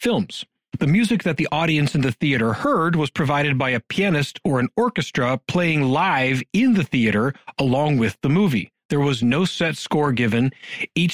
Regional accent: Youngstown, Ohio, United States; my hometown, Youngstown, Ohio

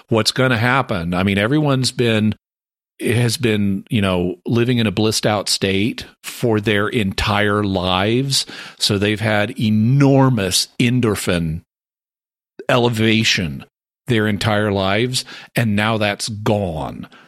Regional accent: the American South, United States; I'm the Southerner

